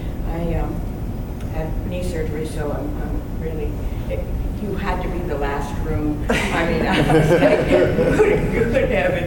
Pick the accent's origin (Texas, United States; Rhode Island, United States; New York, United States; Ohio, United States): New York, United States; now in Virginia, United States; because I'm from New York originally.